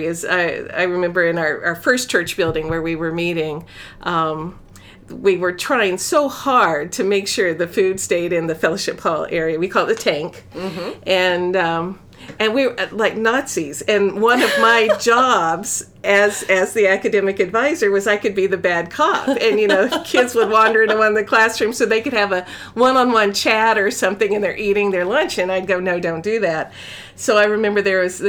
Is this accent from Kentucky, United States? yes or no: no; Florida, United States; I'm from Florida